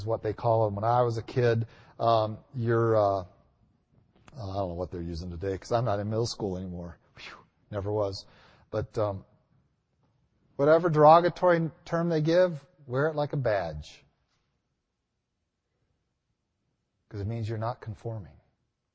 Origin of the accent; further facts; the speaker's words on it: United States; I'm not even American